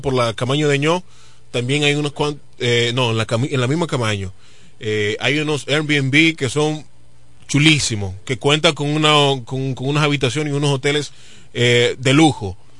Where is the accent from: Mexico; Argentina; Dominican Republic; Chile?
Dominican Republic